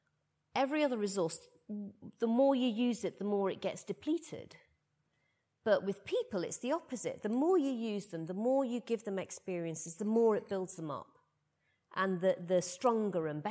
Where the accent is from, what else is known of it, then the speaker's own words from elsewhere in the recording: Rotherham, Yorkshire and the Humber, United Kingdom; moved away; also born or lived in Putney, London; growing up in Rotherham